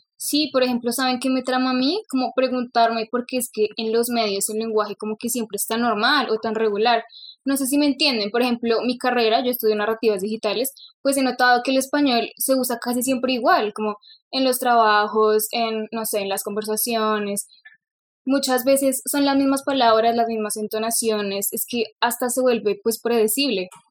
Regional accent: Bogotá, Colombia; accent: rolo; nací en Bogotá, hablo rolo, pues quizás gomelo, porque bueno, pues crecí en este entorno pues listo, crecí en Bogotá

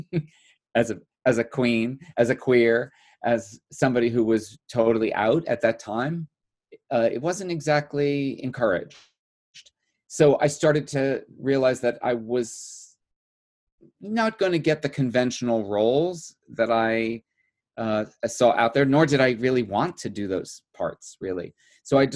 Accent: New Jersey, United States; moved away as an adult; also born or lived in New York City; New Jersey. I grew up in New Jersey

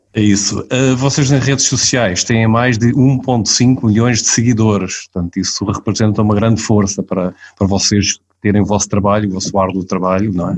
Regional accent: Portugal; eu nasci lá perto, pá, nasci em Beniz

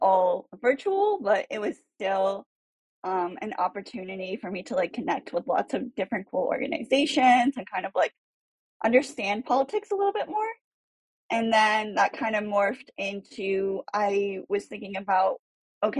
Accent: Cupertino, California, United States; also born or lived in San Francisco; I'm from Cupertino, California, and I am now working at a political consulting firm in San Francisco

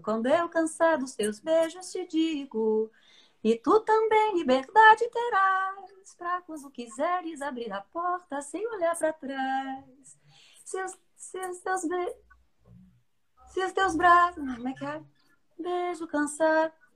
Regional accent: Santa Maria, Rio Grande do Sul, Brazil; Santa Maria, que é a minha terra, né? A terra onde eu cresci.

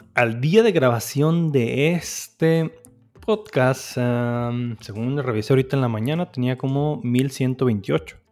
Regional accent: Hermosillo, Sonora, Mexico; pocas veces en mi vida salí de Hermosillo antes de los 19 años.

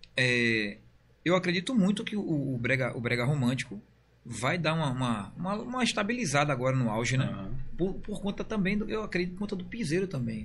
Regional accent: Bahia, Brazil; eu sou baiano

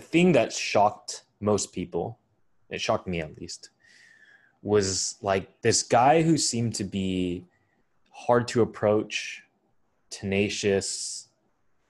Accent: Bay Area, California, United States; growing up in the Bay Area

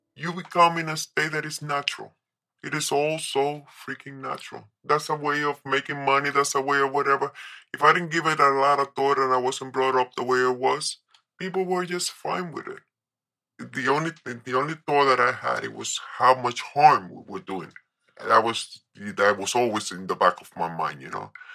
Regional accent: New York, United States; moved away; also born or lived in Colombia; I was raised in New York

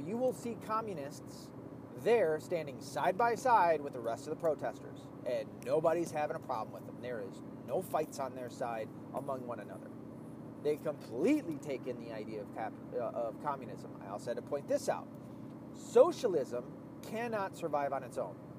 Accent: the South, United States; I'm from the South

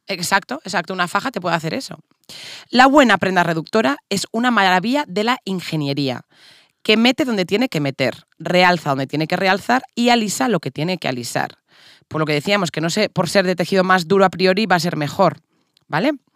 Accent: Castile, Spain; somos castellanas

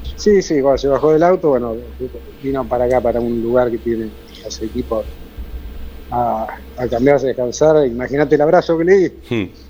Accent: Argentina; como argentino

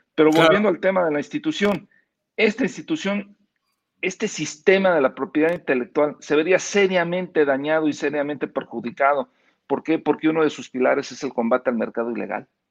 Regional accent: Mexico

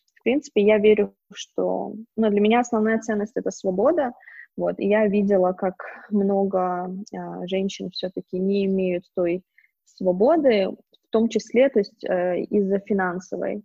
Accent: Baku, Azerbaijan; moved away as an adult; also born or lived in San Francisco / Romania; now in Kyiv, Ukraine; вообще я из Баку, но живу сейчас в Киеве уже как три года. До этого я жила в Сан-Франциско, в долине Силиконовой. До этого я жила в Румынии. И до этого каталась туда-сюда, но, в принципе, выросла, училась, и все мои проекты в основном в Баку, в Азербайджане

